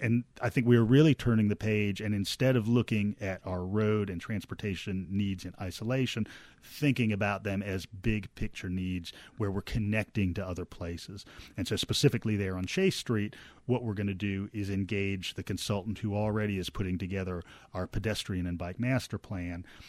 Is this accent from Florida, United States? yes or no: no; Norfolk, Virginia, United States; now in Athens, United States; growing up in Norfolk, Virginia